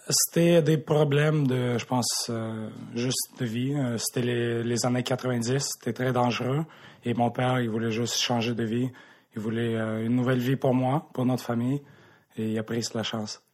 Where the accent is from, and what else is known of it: Montreal, Quebec, Canada; born or raised there; also born or lived in Krasnodar, Russia